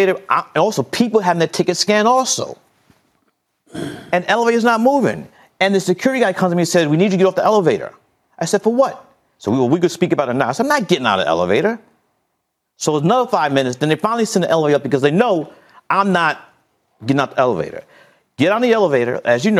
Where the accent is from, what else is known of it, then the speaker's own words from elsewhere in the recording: New York City, New York, United States; I grew up in Fort Greene, Brooklyn.